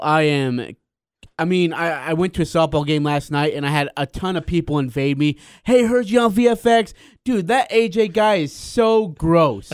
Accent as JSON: {"language": "English", "town": "Hyrum", "region": "Utah", "country": "United States", "tie": "born or raised there", "said": "You're my hometown"}